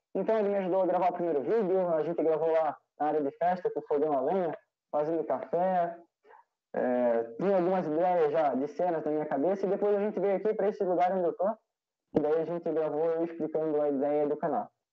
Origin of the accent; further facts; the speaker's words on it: Brusque, Santa Catarina, Brazil; Participo do Grupo Escoteiro Brusque de Santa Catarina